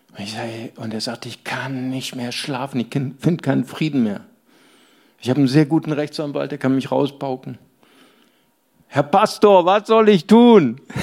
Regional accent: Germany; ich bin Deutscher

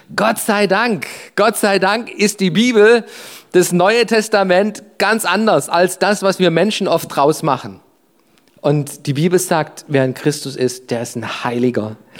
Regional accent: Germany; Ich bin Deutscher, das ist mein Reisepass, das ist meine Nationalität

